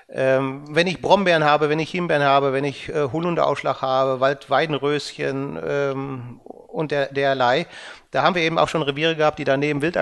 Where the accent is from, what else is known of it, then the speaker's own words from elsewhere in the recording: North Rhine-Westphalia, Germany; Also ich sag mal, ich bin im Sauerland aufgewachsen, ich kenne da die Mittelgebirgsreviere